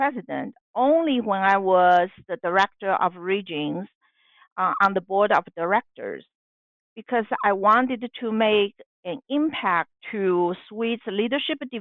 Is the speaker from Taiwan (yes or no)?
yes; Taiwan; moved away as an adult; now in United States; I am a Chinese American and was born and raised in Taiwan.